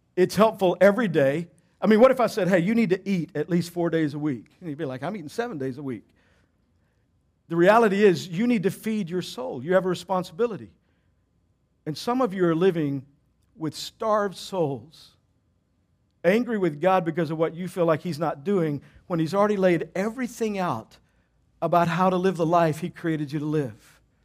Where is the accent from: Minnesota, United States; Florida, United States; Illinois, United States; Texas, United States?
Texas, United States; I grew up in Texas